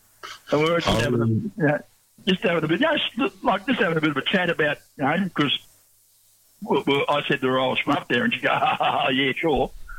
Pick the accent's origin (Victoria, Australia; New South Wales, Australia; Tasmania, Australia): Tasmania, Australia; Launceston; moved away; I grew up in around Launceston. My old man was from Cressy.